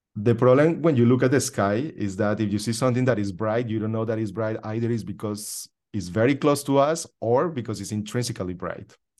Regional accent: Colombia; now in United States; I was born in Colombia, in South America

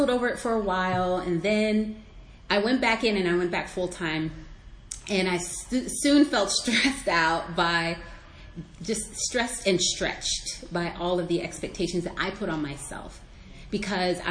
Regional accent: Arlington, Virginia, United States; I was raised in Arlington, Virginia, so I'm a Northern Virginian

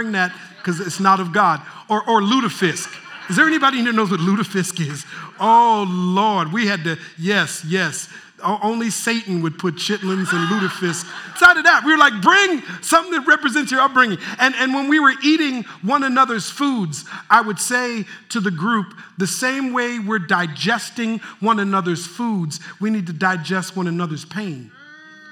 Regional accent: Minneapolis, Minnesota, United States; moved away; I'm from Minneapolis originally

